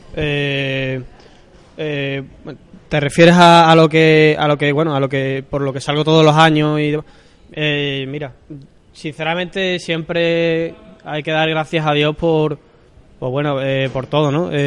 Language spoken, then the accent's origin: Spanish; Seville, Andalusia, Spain; soy aquí de Sevilla, nací aquí en Sevilla, en la Puerta Carmona